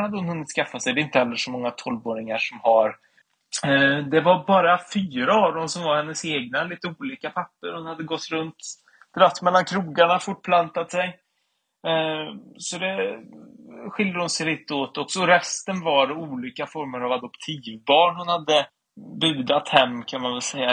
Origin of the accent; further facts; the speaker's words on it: Sweden; jag är från Svea rike